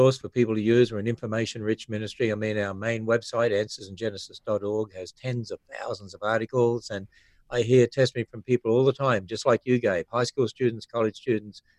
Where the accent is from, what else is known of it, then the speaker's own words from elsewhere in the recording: Australia; moved away as an adult; now in United States; I'm from Australia, living in America